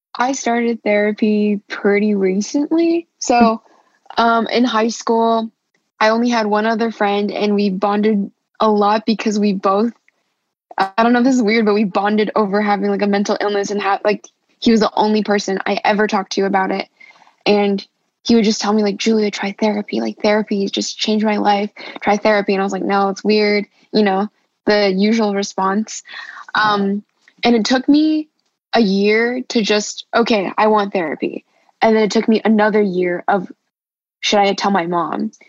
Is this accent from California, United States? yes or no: yes; Los Angeles, California, United States; I'm from Los Angeles, California